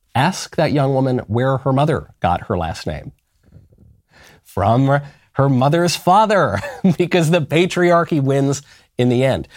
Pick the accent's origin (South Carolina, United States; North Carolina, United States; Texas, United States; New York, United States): New York, United States; I'm a New Yorker